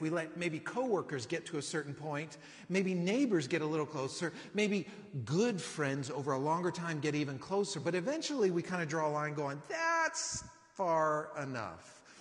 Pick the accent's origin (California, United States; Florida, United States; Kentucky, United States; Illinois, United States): California, United States; now in Austin, United States; living in Austin that I'm from California